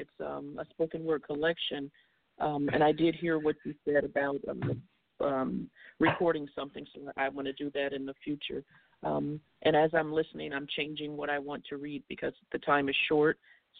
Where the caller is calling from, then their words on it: Cary, North Carolina, United States; from Cary, North Carolina.